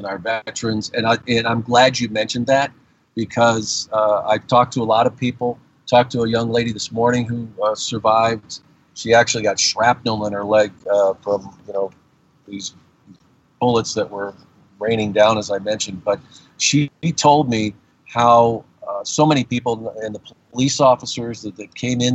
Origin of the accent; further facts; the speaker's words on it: Tucson, Arizona, United States; I'm from Tucson, Arizona